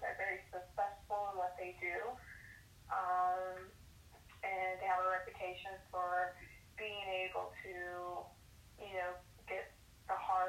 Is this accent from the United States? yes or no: yes; Wichita, Kansas, United States; now in Wellington, United States; I am located now in Wellington, Florida. I'm from Wichita, Kansas. I've been riding since I was 8 years old, and I am currently 37.